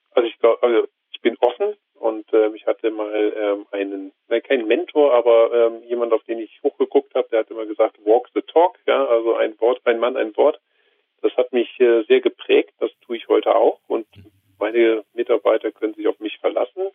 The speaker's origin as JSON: {"language": "German", "region": "Rhineland", "country": "Germany", "tie": "born or raised there", "moved": "yes", "lives_now": "Bavaria, Germany", "said": "ich komme gebürtig nicht aus Bayern, sondern aus einem schönen Rheinland"}